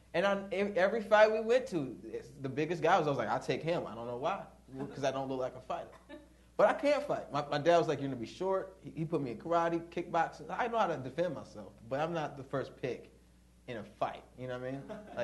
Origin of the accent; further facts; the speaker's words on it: the South, United States; Yeah, but, like, we're from the South, and we spent a lot of time in the South.